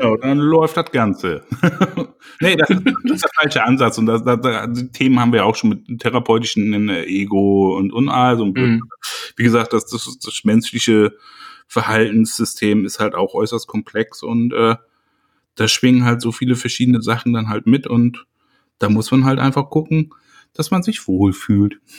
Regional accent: Germany; bei uns in Deutschland

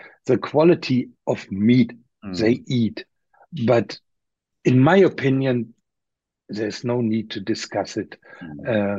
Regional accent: Osnabrück, Lower Saxony, Germany; here in my hometown in Osnabrück

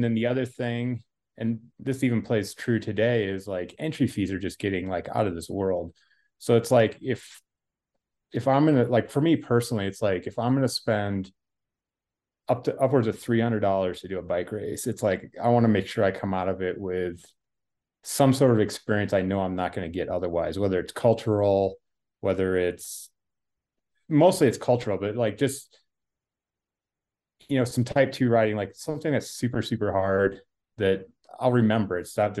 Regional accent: Iowa, United States; I grew up in Northern Iowa in a town of 500 people. So super small farm community.

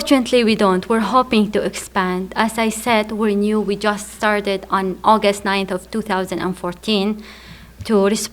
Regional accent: Baghdad, Baghdad Governorate, Iraq; also born or lived in Qaraqosh, Iraq; I grew up in Baghdad. One of our neighbors was Sunni and the other Shia, and I was about 14, 15 years.

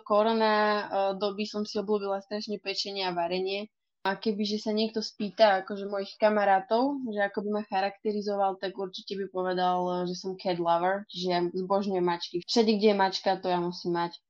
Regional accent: Žilina, Žilina Region, Slovakia; mám 22 rokov, som zo Žiliny

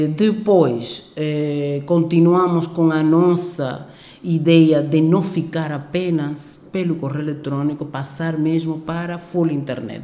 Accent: Cuba; Portuguese is a second language; moved away as an adult; also born or lived in Ukraine / Havana, Cuba; now in Angola; eu sou cubana, eu nasci em Cuba uhum. é, e também sou angolana.

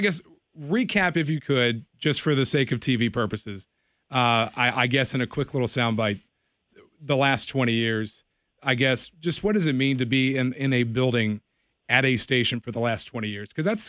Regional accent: Bedford, Virginia, United States; I grew up in Bedford. I went to Liberty High School.

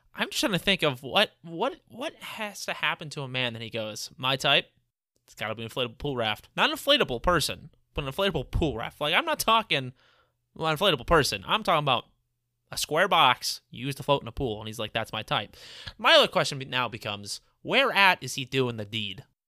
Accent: Midwest, United States; We're also all from the Midwest area

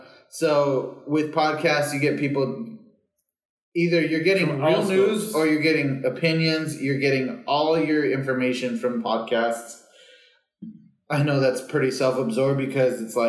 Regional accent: California, United States; growing up in California, in New York, taxis are super accessible. And where we grew up, you have to call a taxi to you

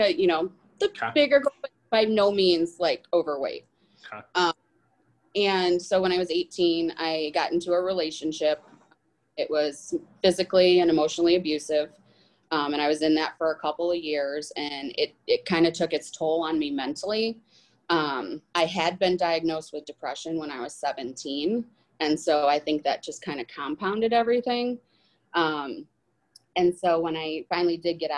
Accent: Rockford, Illinois, United States; I am 39 from Rockford, Illinois

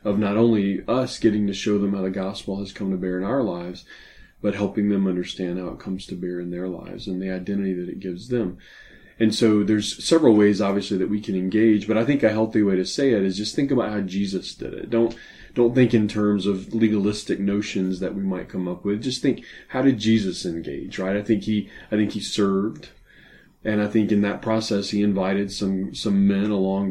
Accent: New Orleans, Louisiana, United States; I grew up in New Orleans, which Hollywood tells us is a French city

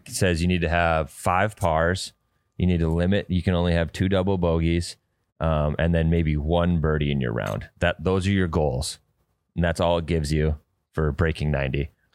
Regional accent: Detroit Lakes, Minnesota, United States; It is literally in my hometown

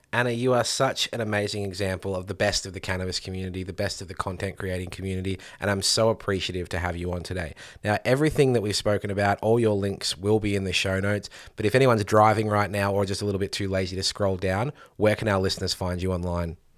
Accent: Victoria, Australia; here in Victoria, my home state

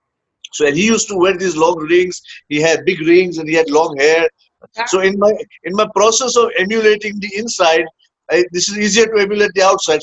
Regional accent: Hyderabad, Telangana, India; moved away; also born or lived in Bangalore, India / United States; I was born in Bangalore, grew up, spent about 10 years in Hyderabad, then came back to Bangalore, did my college in Bangalore

